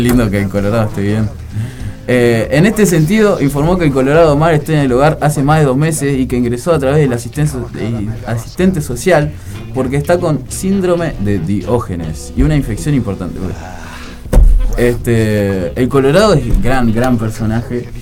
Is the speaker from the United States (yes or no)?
no; Uruguay